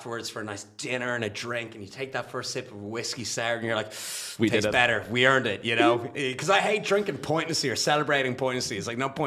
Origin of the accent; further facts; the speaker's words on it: Dublin, Leinster, Ireland; accent: South Dublin; when I get excited, it goes more South Dublin-y as well.